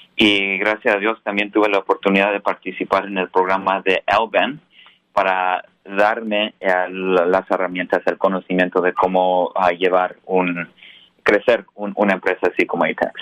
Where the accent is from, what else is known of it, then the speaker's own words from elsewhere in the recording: Colorado, United States; now in San Francisco, United States; en, el estado de Colorado, donde nací. Ah, soy primera generación aquí en Estados Unidos.